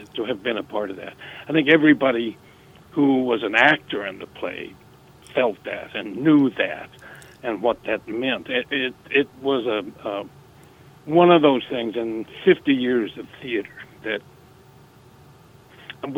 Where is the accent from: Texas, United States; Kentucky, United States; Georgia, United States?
Texas, United States; South; moved away; I'm from South Texas, spent time in Mexico